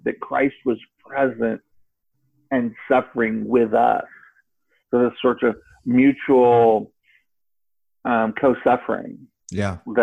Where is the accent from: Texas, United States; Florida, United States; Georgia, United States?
Florida, United States; Cape Canaveral; I was raised in Florida, Cape Canaveral